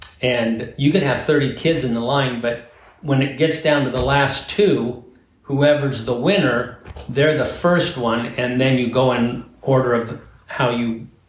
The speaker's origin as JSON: {"language": "English", "town": "Coos Bay", "region": "Oregon", "country": "United States", "tie": "born or raised there", "said": "I grew up in Coos Bay, Oregon, which is a beautiful town on the Oregon coast."}